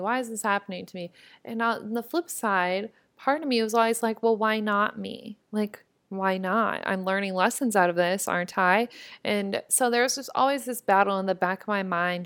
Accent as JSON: {"language": "English", "region": "Nebraska", "country": "United States", "said": "I was from Nebraska"}